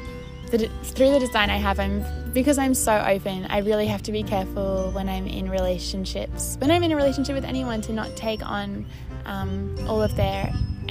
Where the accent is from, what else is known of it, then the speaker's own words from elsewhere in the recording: Brisbane, Queensland, Australia; coming back to Brisbane, to my hometown